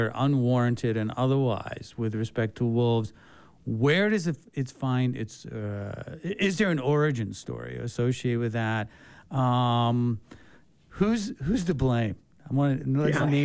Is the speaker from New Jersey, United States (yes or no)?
yes; New Jersey, United States; I'm from New Jersey